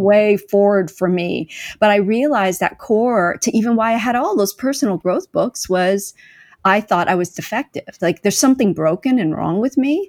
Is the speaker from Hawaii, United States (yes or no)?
no; California, United States; now in Kansas City, United States; I'm currently, uh, based in Kansas City, Missouri, although I grew up in California